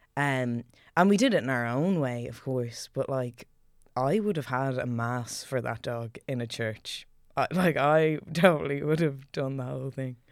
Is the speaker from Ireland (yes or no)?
yes; Ireland; growing up in Celtic Ireland